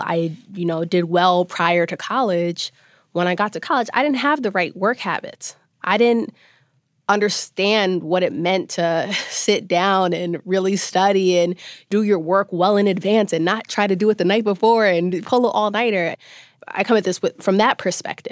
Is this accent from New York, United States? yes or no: yes; New York City, New York, United States; also born or lived in Los Angeles (USC); I'm from Brooklyn. I grew up in a single mother home